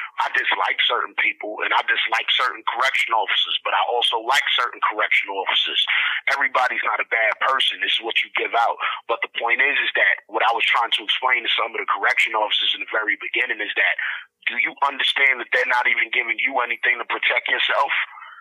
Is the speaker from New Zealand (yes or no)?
no; Honduras; I'm from Honduras. I'm a black Honduran American.